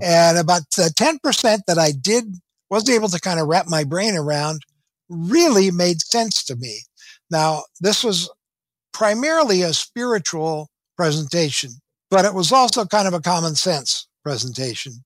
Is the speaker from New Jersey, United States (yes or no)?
no; southwestern Minnesota, United States; moved away as an adult; now in Southern California, United States; I grew up in Minnesota, in a little town in southwestern Minnesota